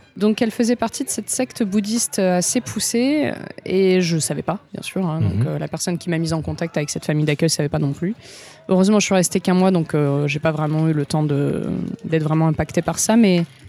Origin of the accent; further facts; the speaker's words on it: Marseille, Provence-Alpes-Côte d'Azur, France; moved away as an adult; also born or lived in Var; now in Japan; je viens de Marseille, mais je viens un peu de autour de Marseille. J'ai fait la moitié de mes études à Marseille, l'autre moitié à Aix-en-Provence